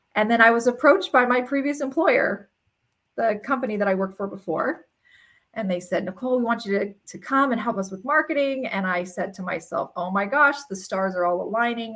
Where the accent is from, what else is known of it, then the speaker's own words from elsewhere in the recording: Ontario, California, United States; We grew up in Ontario, California, which is like dairy farm country